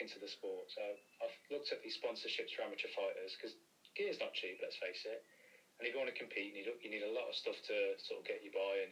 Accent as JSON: {"language": "English", "town": "Coventry", "region": "West Midlands", "country": "United Kingdom", "said": "I'm from Coventry as well"}